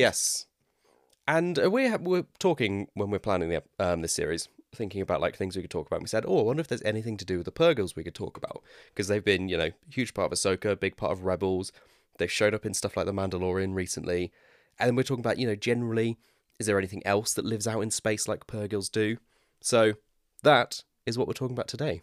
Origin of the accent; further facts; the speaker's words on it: West Country, South West England, United Kingdom; accent: West Country; my West Country accent